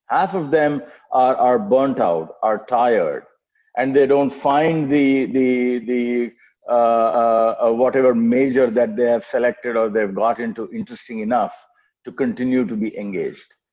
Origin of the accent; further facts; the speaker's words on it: Ranchi, Jharkhand, India; moved away as an adult; also born or lived in Kanpur / United States; I'm a, uh, a, Telugu by birth, but was born and raised in Ranchi, then Bihar, now Jharkhand